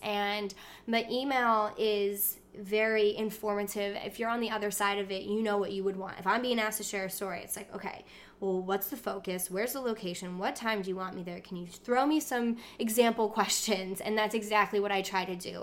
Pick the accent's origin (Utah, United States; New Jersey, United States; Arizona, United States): New Jersey, United States; we lived, we grew up in South Jersey